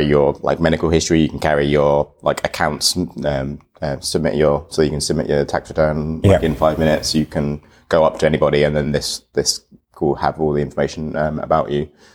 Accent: United Kingdom; I'm like British and haven't been to Estonia

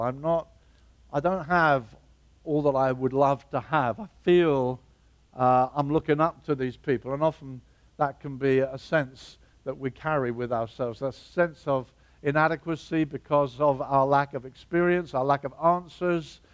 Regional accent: Brighton, South East England, United Kingdom; Brighton, my hometown

